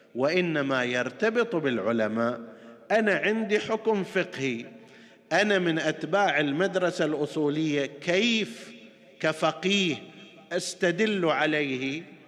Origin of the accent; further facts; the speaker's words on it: Qatif, Eastern Province, Saudi Arabia; عندنا في القطيف ومناطقها المختلفه